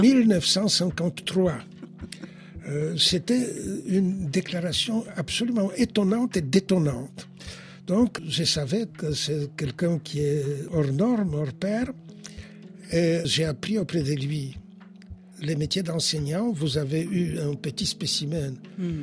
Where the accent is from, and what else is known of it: Poland; first language Polish; French is a second language; now in France